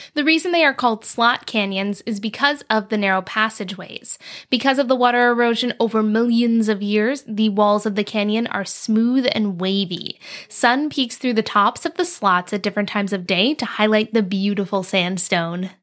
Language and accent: English; East Coast, United States; I grew up on the East Coast